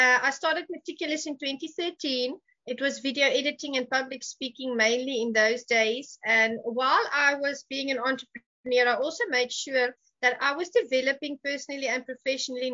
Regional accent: South Africa; moved away; I'm from Africa

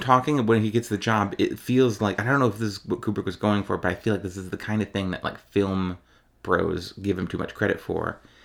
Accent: Ohio, United States; I'm from Ohio

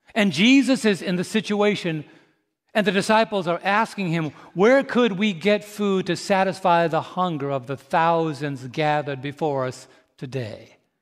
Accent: New York, United States; moved away; also born or lived in St. Louis, Missouri; I'm from New York.

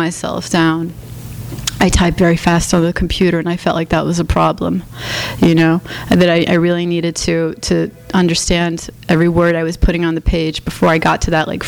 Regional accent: New Jersey, United States; we're both Latin from New Jersey

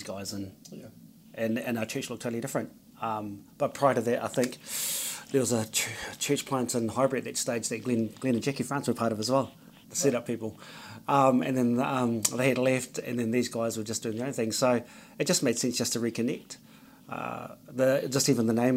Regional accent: Porirua, Wellington, New Zealand; born and bred. Porirua, Wellington. Samoan descent.

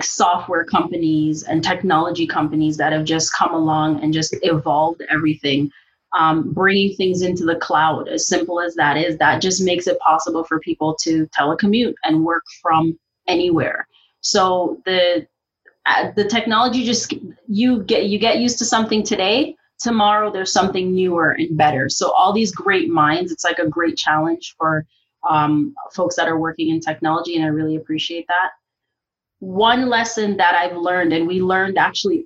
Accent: Jamaica; now in Canada; I'm originally from Jamaica

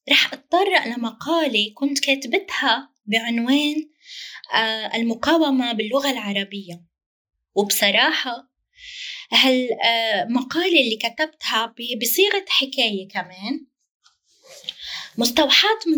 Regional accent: Jaffa, Palestine; now in Lebanon; أنا في الشتات العربي طبعا أنا فلسطينية من يافا وأعيش الآن حاليا في لبنان أنا في الشتات العربي

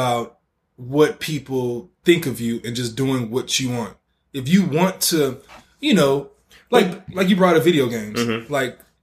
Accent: Oakland, California, United States; when I grew up in the Bay Area

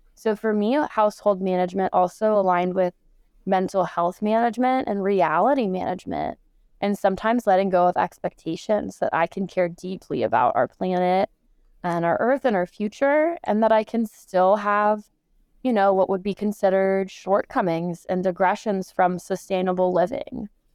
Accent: Los Angeles, California, United States; also born or lived in Michigan; I am born and raised in Los Angeles, California, here in the United States

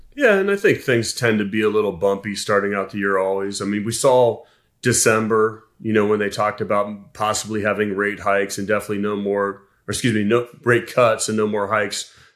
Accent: Columbus, Ohio, United States; I was born in Columbus, Ohio

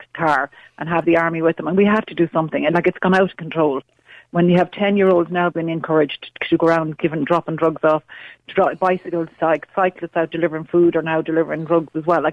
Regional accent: Dublin, Leinster, Ireland; now in Galway, Ireland; I'm from Dublin originally

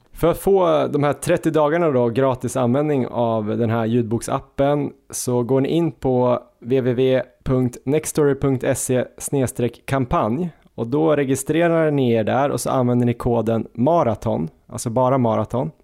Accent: Jämtland, Sweden; vi är från Jämtland

